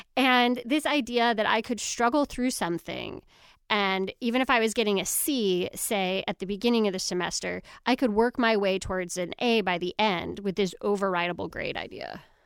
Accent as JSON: {"language": "English", "region": "New York", "country": "United States", "tie": "born or raised there", "said": "I grew up in New York, so I took the Regents exams"}